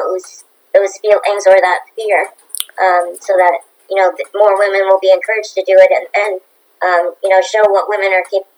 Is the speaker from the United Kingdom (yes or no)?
no; Bermuda; also born or lived in Canada; I do represent Bermuda, which is my home country